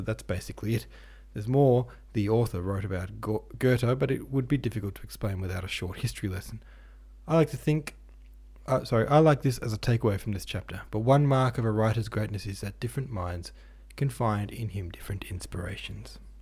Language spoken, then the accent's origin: English; Lilydale, Victoria, Australia; actually from my hometown of Lilydale